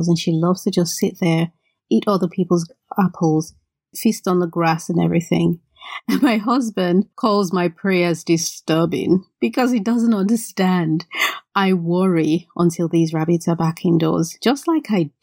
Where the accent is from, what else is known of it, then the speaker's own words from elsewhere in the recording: Benin City, Edo, Nigeria; the reason I don't speak Yoruba is because I grew up in Benin, which is not a Yoruba state